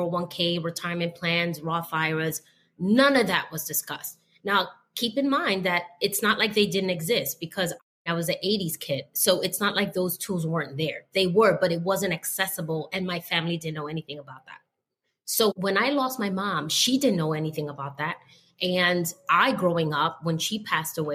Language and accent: English; New York City, New York, United States; being from the South Bronx